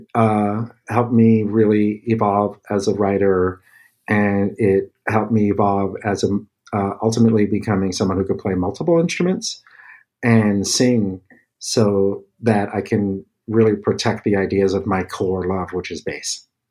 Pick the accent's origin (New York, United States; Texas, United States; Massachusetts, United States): New York, United States; New York City; growing up in the Bronx, my family were visual artists